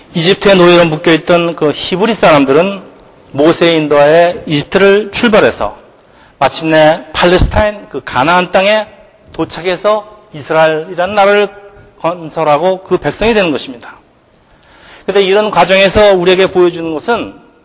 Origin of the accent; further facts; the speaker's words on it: South Korea; now in United States